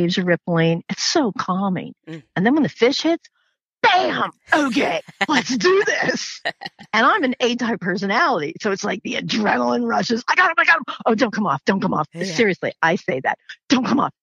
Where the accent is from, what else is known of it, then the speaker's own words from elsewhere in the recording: Florida, United States; I grew up in Florida